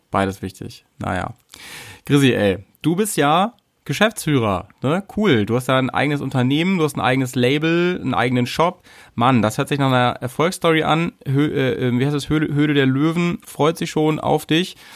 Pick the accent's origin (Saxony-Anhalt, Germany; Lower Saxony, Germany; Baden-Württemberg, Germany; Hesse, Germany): Lower Saxony, Germany; Hanover; in Hannover getroffen, in deiner Heimat und äh, meiner alten Heimat